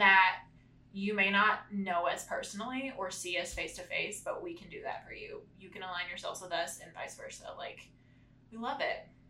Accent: Corsicana, Texas, United States; we're from Corsicana

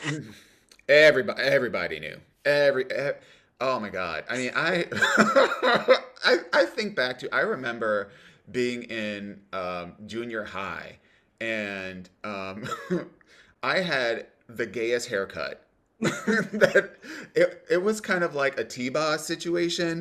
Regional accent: Cleveland, Ohio, United States; I grew up in the suburbs of Cleveland

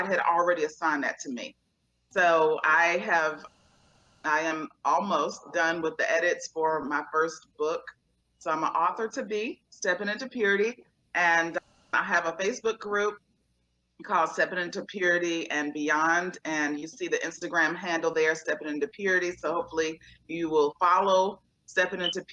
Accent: Portsmouth, Virginia, United States; now in Northern Virginia, United States; I'm originally from a small town called Portsmouth, Virginia

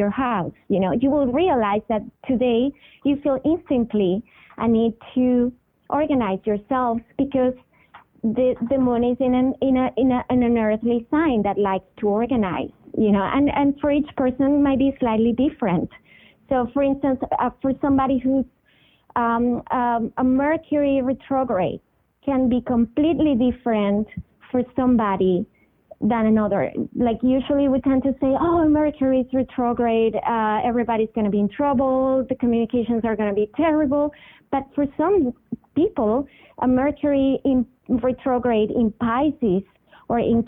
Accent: Venezuela; I was born in Venezuela, which is in South America, and I grew up going to the beach and going to this island called Margarita.

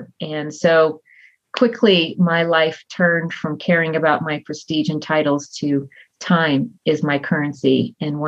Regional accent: Texas, United States; moved away as an adult; I grew up in Texas and I married a man that I met on a blind date, and he turned out to be in the military

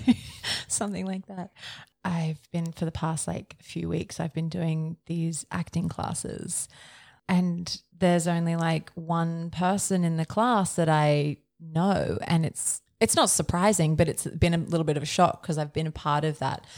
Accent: north of Brisbane, Queensland, Australia; now in Melbourne, Australia; I grew up on acreage and country outside of north of Brisbane

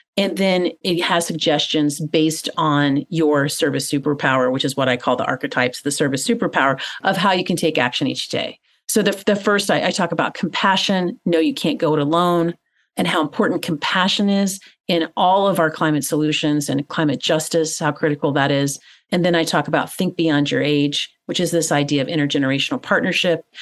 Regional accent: Tennessee, United States; growing up in Tennessee, which is in the southeastern part of the United States

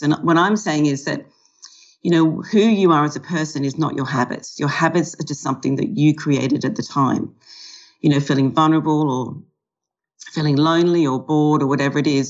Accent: Australia; also born or lived in California / London; now in Melbourne, Australia; I'm an Australian who specializes in helping people change their relationship with food and alcohol

